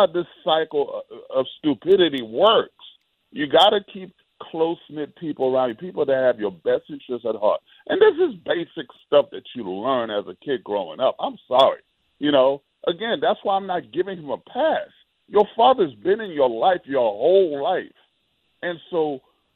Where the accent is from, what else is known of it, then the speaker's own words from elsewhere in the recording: New York City, New York, United States; growing up in New York City